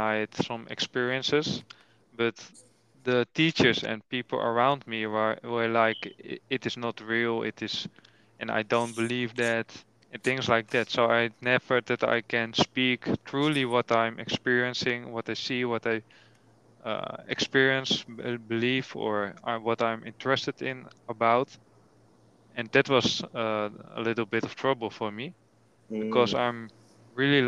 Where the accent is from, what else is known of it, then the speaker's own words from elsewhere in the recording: Almere, Flevoland, Netherlands; English is a second language; In Almere, nearby Amsterdam, 25 minutes driving. That's why I'm born and raised